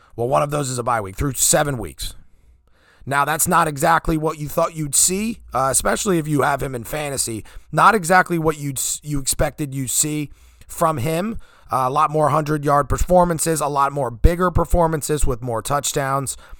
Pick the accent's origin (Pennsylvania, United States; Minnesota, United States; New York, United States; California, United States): Pennsylvania, United States; the area around Whitehall; the area that I'm from. He he went to high school about 5 miles from my house that I currently reside right now